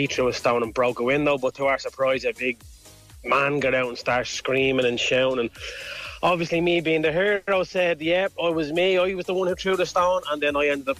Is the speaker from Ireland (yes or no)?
yes; Dublin, Leinster, Ireland; Growing up in Ballymun